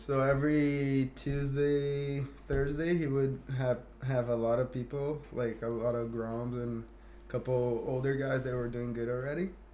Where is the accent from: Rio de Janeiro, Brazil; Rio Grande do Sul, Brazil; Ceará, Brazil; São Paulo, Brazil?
São Paulo, Brazil; Guarujá; English is a second language; moved away as an adult; I grew up in a Thai community back in Guarujá, São Paulo